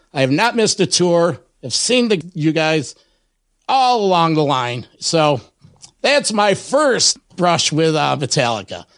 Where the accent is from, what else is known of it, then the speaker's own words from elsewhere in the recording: Rochester, New York, United States; my hometown of Rochester, New York